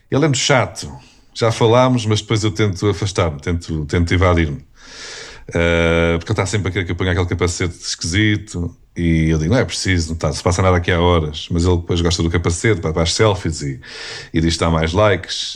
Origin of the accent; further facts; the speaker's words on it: Portugal; eu sou português